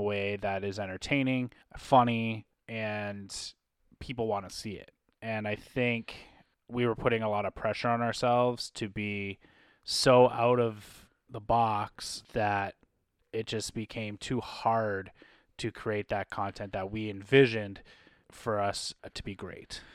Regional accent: Canada; being Canadian content creators

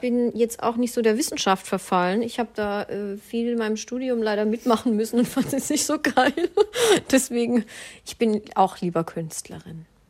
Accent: Swabia, Baden-Württemberg, Germany; ich bin ja Schwabe

